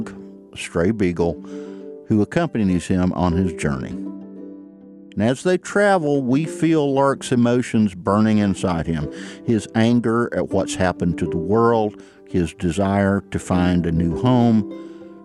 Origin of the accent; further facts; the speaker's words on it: Ellijay, Georgia, United States; moved away as an adult; also born or lived in New York City; I grew up in Ellijay, the apple capital of Georgia